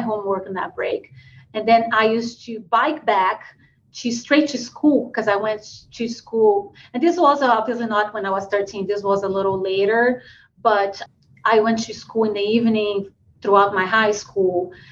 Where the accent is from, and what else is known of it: Brazil; born or raised there; English is a second language; moved away